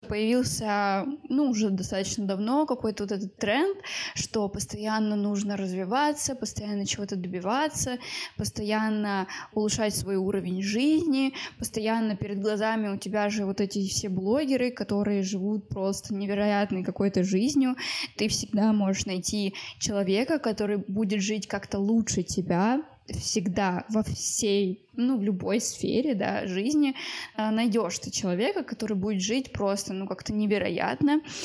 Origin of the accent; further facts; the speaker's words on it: Moscow, Russia; мне 23 года, я из Москвы